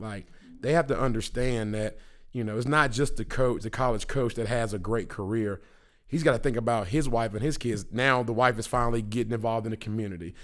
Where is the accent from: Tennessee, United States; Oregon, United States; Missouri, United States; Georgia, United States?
Tennessee, United States; Memphis; moved away as an adult; now in Houston, United States; Memphis, you know, I love my hometown